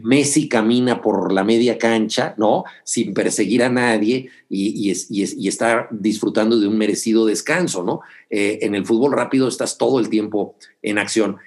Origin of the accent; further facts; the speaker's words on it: Mexico City, Mexico; salí a jugar primero en el barrio de Miscuac, donde nací, aquí en la Ciudad de México, y posteriormente en la colonia del Valle